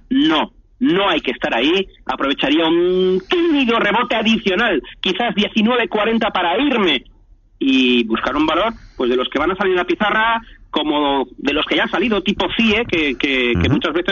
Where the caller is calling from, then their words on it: Madrid, Community of Madrid, Spain; Buenas tardes, eh … de Madrid.